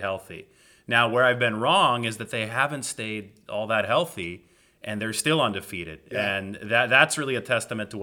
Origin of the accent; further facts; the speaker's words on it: Visalia, California, United States; I grew up in Central California in a town called Visalia, a little bit south of Fresno